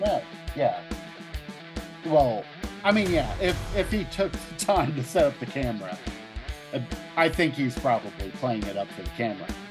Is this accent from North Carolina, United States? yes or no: no; Ohio, United States; where I grew up in Ohio